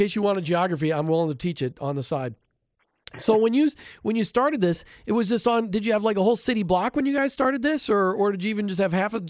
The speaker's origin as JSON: {"language": "English", "region": "Minnesota", "country": "United States", "tie": "born or raised there", "said": "I grew up in Minnesota."}